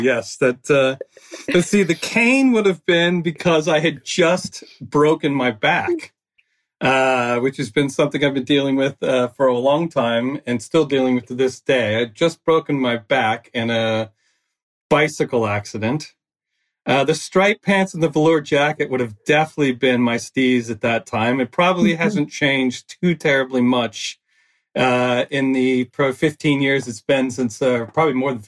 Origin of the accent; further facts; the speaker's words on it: Texas, United States; moved away as an adult; now in London, United Kingdom; I'm originally from Texas, as I said, an American